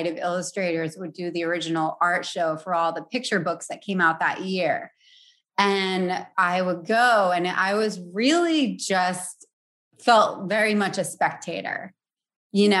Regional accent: Providence, Rhode Island, United States; born and raised in Providence

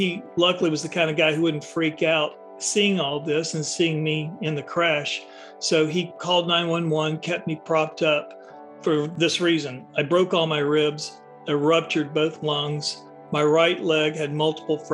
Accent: the South, United States; I was growing up in the South in the 1960s

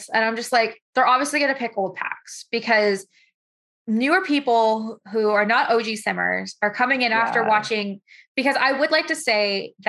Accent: Canada

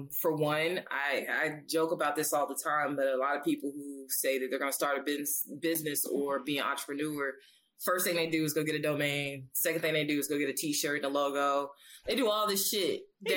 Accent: Alabama, United States; I grew up in Alabama.

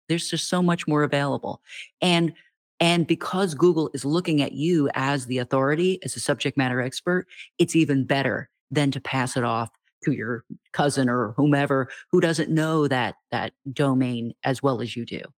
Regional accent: United States; as an American

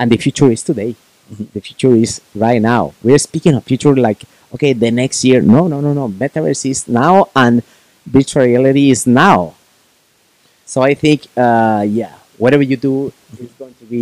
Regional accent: Puebla, Mexico; Puebla, city where my hometown

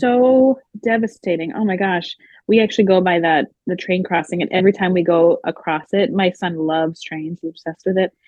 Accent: Cape Cod, Massachusetts, United States; I grew up here on the Cape and um, my my whole family's here

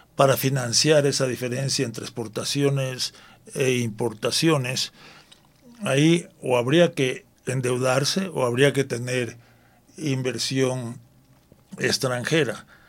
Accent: Ecuador; los ecuatorianos

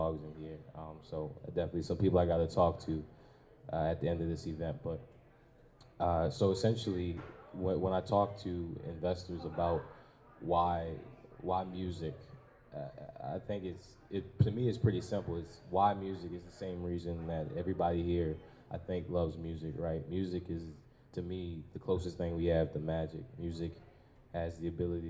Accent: Baltimore, Maryland, United States; born and raised in Baltimore

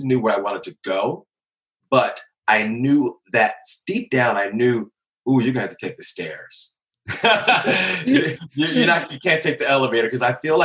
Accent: Philadelphia, Pennsylvania, United States; moved away as an adult; also born or lived in New York; I am originally from Philly

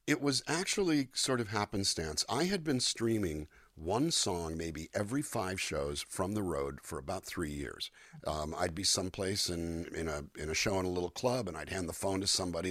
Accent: Calexico, California, United States; moved away as an adult; also born or lived in Los Angeles, California; I was born in Los Angeles and uh, raised in a small Mexican border town, California Mexico border called Calexico, California. I went kindergarten through 12th grade down there

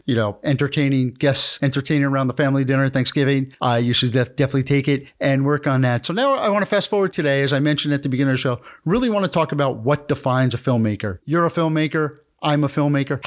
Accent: New York area, United States; I'm from, I'm from New, the New York area

